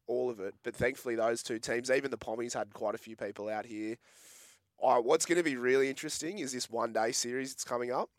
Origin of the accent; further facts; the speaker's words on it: Australia; as an Australian